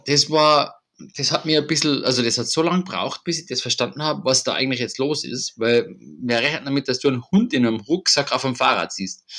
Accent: Tyrol, Austria; bei uns in Tirol

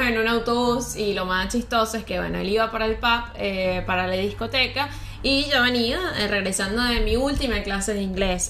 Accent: Venezuela; moved away; yo soy de Venezuela.

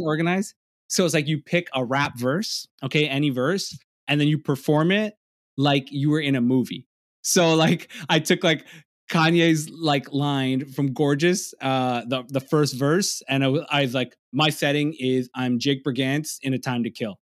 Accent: Toronto, Ontario, Canada; I'm a comedian from Toronto, I'm, I'm from the East Side

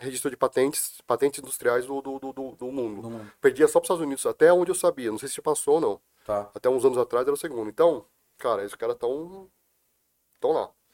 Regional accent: Brazil; eu sou brasileiro, sou descendente de chineses, sou brasileiro

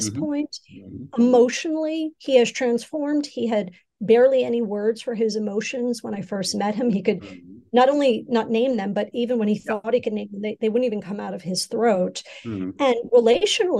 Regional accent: United States; now in Asia; my home country, in the United States

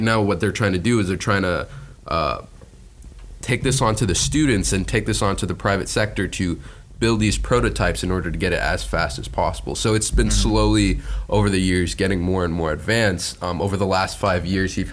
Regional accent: Fort Lauderdale, Florida, United States; now in Gainesville, United States; I grew up in Fort Lauderdale, Miami, so I'm from my own little bubble

